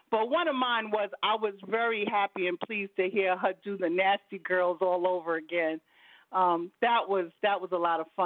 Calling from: Newark, New Jersey, United States; I'm calling from Newark, New Jersey.

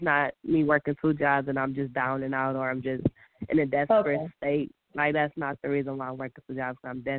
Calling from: Michigan, United States; I'm calling from Michigan.

